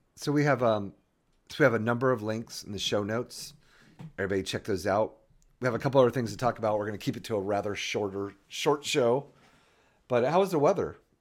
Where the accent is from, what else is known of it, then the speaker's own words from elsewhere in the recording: Florida, United States; moved away; also born or lived in Hampton, Virginia; I was born and raised in Florida